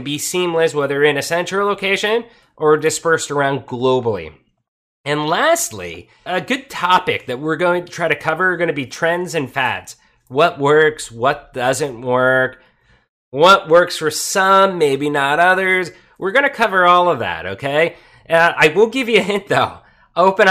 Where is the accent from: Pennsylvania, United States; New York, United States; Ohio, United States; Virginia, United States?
Pennsylvania, United States; Pottsville; moved away as an adult; also born or lived in Tijuana, Mexico; I was born in Coal Country, Pennsylvania, a small city called Pottsville. And at 18, I wanted out.